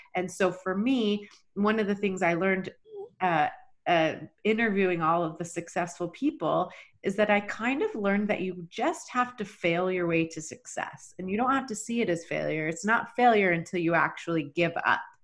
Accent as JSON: {"language": "English", "region": "Texas", "country": "United States", "tie": "born or raised there", "also_born_or_lived": "Rexburg, Idaho / Boise, Idaho", "moved": "as an adult", "said": "was born and raised in Texas"}